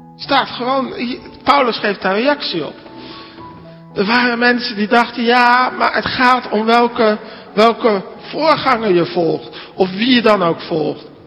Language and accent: Dutch; Netherlands; now in Alblasserdam, Netherlands; als Nederlanders